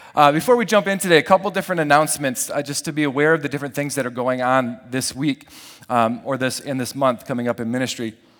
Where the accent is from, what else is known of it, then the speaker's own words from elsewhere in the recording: Lake Michigan, Midwest, United States; growing up around Lake Michigan